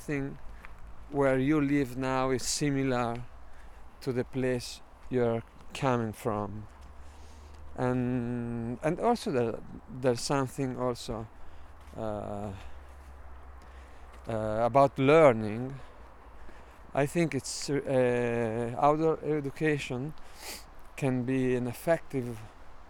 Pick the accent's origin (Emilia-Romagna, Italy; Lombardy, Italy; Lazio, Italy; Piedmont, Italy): Emilia-Romagna, Italy; Bologna; I'm from Bologna, Italy.